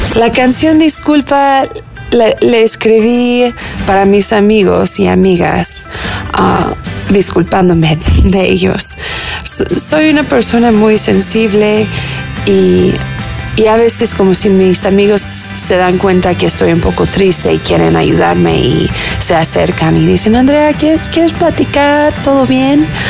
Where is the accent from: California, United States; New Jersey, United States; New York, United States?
California, United States; first language Spanish; moved away as an adult; also born or lived in Mexico City, Mexico; now in Mexico; yo nací y crecí en California